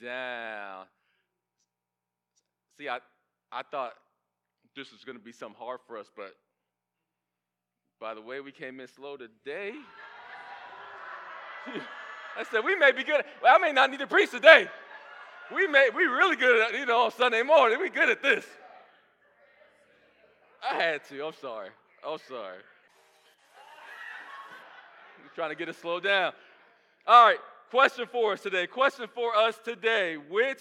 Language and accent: English; Kissimmee, Florida, United States; now in Atlanta, United States; I grew up in Kissimmee, right by Orlando, going to the theme parks.